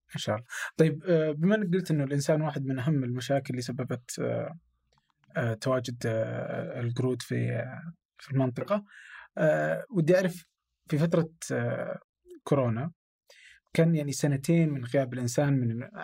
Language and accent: Arabic; Abha, Asir, Saudi Arabia; now in Riyadh, Saudi Arabia; انا من ابها